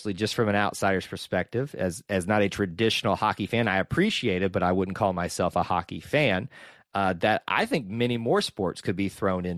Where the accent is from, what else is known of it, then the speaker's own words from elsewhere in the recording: the South, United States; We're from the South.